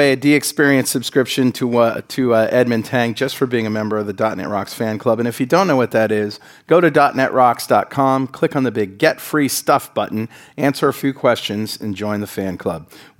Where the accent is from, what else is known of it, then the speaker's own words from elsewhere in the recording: United States; I'm sorry, I'm American.